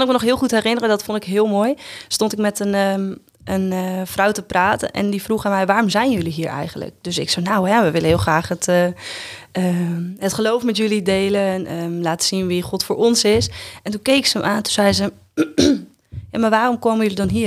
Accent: Ureterp, Friesland, Netherlands; also born or lived in Drachten; ik ben opgegroeid in Friesland, in Ureterp en Friespalen

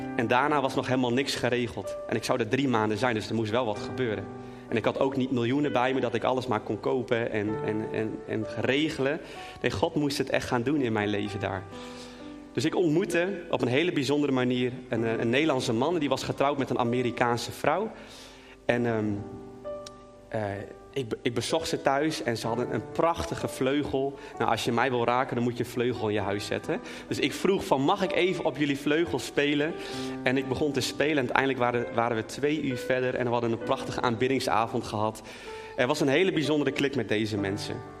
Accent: Netherlands; als Nederlander

